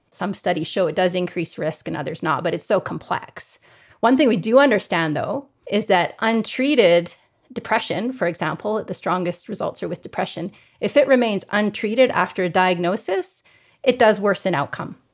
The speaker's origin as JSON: {"language": "English", "town": "Calgary", "region": "Alberta", "country": "Canada", "tie": "born or raised there", "said": "I grew up in Calgary in Canada, so I'm, I'm a Canadian and have spent my whole career here."}